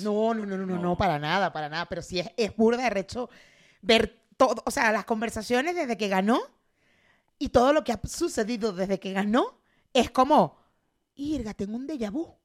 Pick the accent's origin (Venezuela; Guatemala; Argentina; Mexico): Mexico